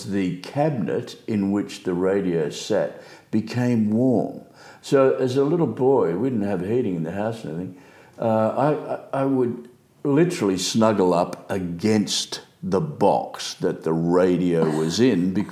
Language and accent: English; Sydney, New South Wales, Australia; I was born in Belmore in Sydney when there were dairy farms around that area.